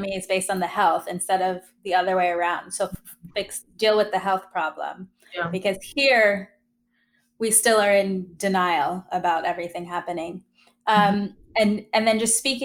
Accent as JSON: {"language": "English", "country": "South Africa", "said": "being a South African"}